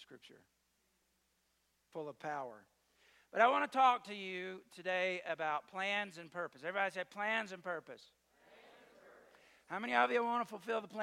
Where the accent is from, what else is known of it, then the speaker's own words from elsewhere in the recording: the South, United States; I'm from the South